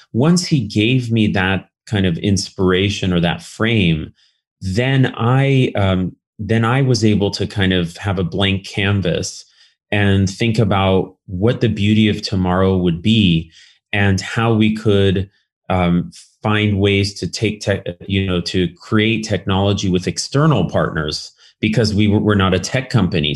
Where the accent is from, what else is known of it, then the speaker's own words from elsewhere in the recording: Berkeley, California, United States; I grew up in California, um, in, in Berkeley specifically